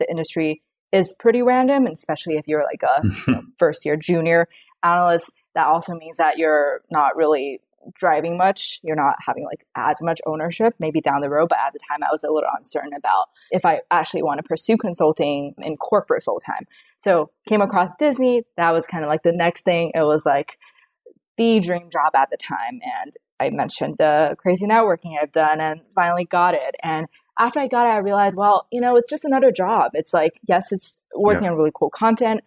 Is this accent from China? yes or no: yes; China; moved away; also born or lived in Los Angeles, United States / New York, United States; I grew up in China, so I'm like fully bilingual